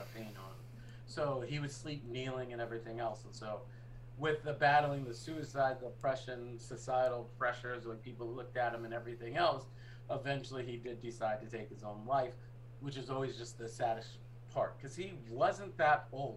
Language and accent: English; Boston, Massachusetts, United States; moved away; also born or lived in New York; I'm a Bostonian and a New Yorker